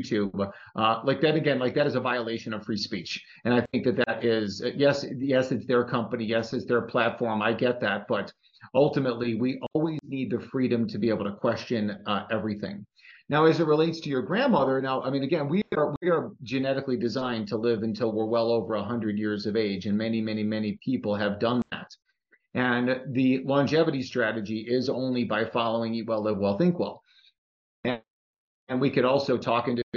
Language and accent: English; Chicago, Illinois, United States; my hometown of Chicago